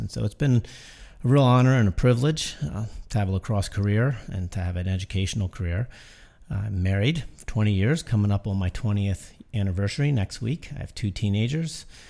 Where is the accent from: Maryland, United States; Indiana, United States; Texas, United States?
Maryland, United States; Baltimore; I grew up in Baltimore, and I, uh, went to Calvert Hall High School